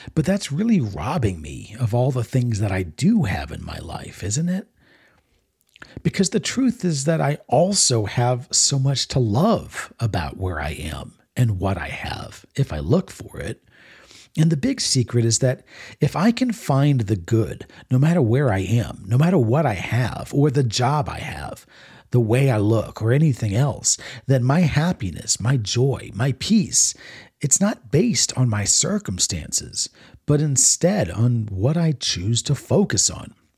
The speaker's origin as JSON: {"language": "English", "region": "Maryland", "country": "United States", "tie": "born or raised there", "also_born_or_lived": "Texas / Florida", "moved": "as an adult", "said": "growing up in Maryland"}